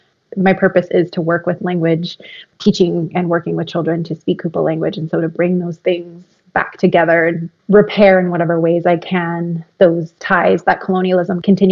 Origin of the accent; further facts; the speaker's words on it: Hoopa, California, United States; also born or lived in Shinnecock Indian Nation, Long Island, New York; I introduced myself in Natinehue Mechamehue, which is the Hoopa language. And so I am from Hoopa. And I'm also from Shinnecock, the Shinnecock Indian Nation in what is now known as Long Island, New York. So those are my two kind of communities.